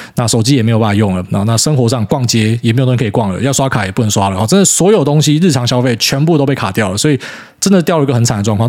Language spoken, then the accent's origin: Chinese; Taiwan; 所以身为台湾人